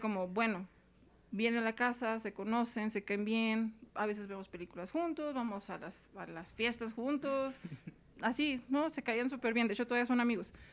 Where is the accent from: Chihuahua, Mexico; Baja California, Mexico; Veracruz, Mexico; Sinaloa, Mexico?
Baja California, Mexico; Mexicali; accent: norteña; also born or lived in Tijuana; now in Mexico City, Mexico; soy de Mexicali, Baja California